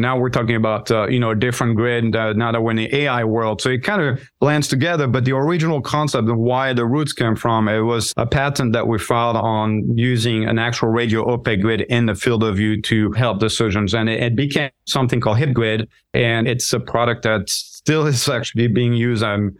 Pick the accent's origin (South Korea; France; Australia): France; English is a second language; moved away as an adult; now in United States; I grew up in France. I was born and raised there, moved a lot. I did a couple years of that first year of med school in France, but got distracted and missed my anatomy exam. So decided to move to the U.S.